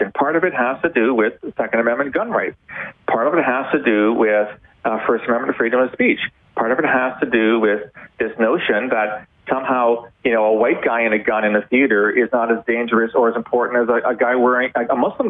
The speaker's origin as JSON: {"language": "English", "country": "Canada", "said": "a Canadian who has many American friends"}